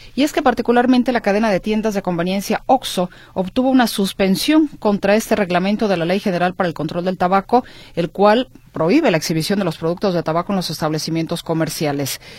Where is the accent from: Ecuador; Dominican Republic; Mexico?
Mexico; somos mexicanos y como mexicanos